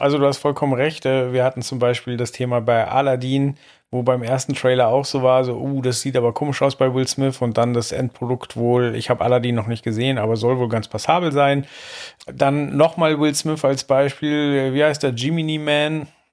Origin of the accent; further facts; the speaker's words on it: West Germany, Germany; als Wessi